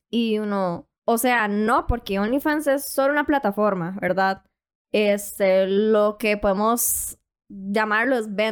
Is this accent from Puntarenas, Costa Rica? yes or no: yes; Puntarenas, Costa Rica; moved away; also born or lived in San José, Costa Rica; Soy de Punta Arenas, pero me fui a vivir a San José por un tiempo y fue cuando descubrí como todo esto. Tengo 19